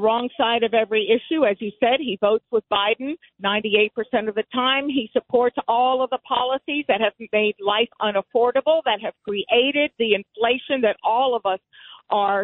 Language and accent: English; Havana, Cuba; now in Connecticut, United States; I was born in Havana, Cuba